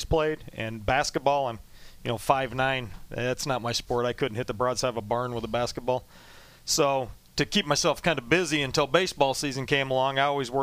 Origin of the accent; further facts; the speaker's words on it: Toppenish, Washington, United States; moved away as an adult; also born or lived in Ellensburg, Washington / Indianapolis; now in Philadelphia, United States; I grew up outside of Yakima, a town called Toppenish, Washington